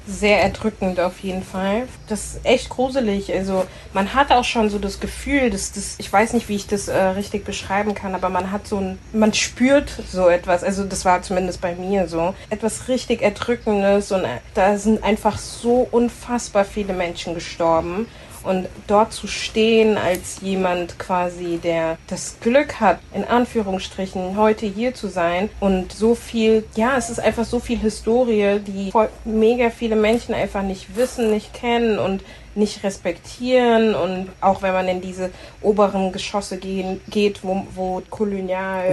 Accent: Frankfurt, Hesse, Germany; moved away; also born or lived in Berlin; Ich komme aus Frankfurt, habe bis letztes Jahr Juli in Berlin

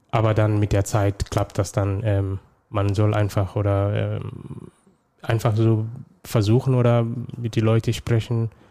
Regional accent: Somalia; now in Germany; ursprünglich komme ich aus Somalia. Ähm, ich bin seit 2011 in Deutschland.

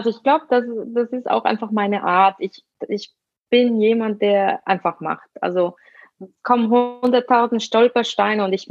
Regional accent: Switzerland; Meine eigene Familie lebt in Basel, ich bin äh, Schweizerin

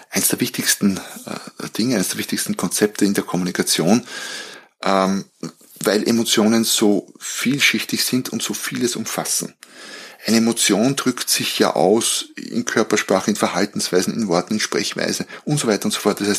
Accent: Austria; weil ich ehrlicherweise nicht so sehr als Österreicher, nicht so sehr in dieser Fußballwelt zu Hause bin.

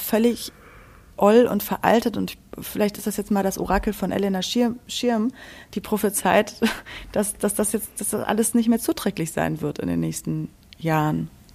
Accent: Berlin, Germany; ich komme aus Berlin

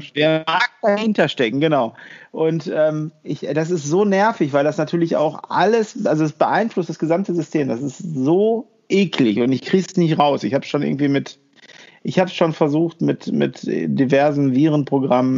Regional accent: Germany; bei uns in Deutschland

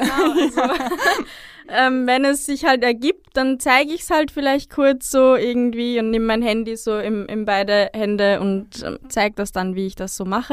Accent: Upper Austria, Austria; moved away; also born or lived in Vienna; aufgewachsen in Oberösterreich, gemeinsam mit meiner Familie

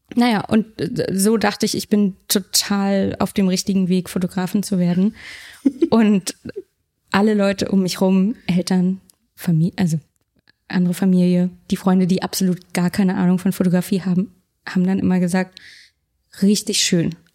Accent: Berlin, Germany; Ich komme aus Berlin. Ich komme aus Deutschland.

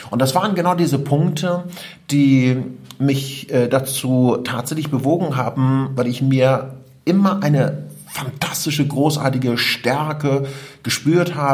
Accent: Iran; German is a second language; now in Germany; Und ich komme aus dem Iran. Ich bin ein Kriegskind. Mit äh, neun Jahren habe ich meinen Vater und meine Onkels verloren.

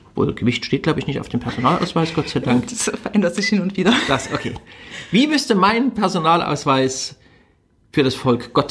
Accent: Germany; Ich bin in Deutschland groß geworden, ich bin von der Geschichte dieses Landes, von ihrer Kultur wie selbstverständlich geprägt worden.

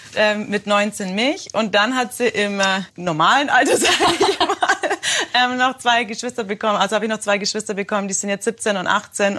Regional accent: Germany; ich bin Deutsche

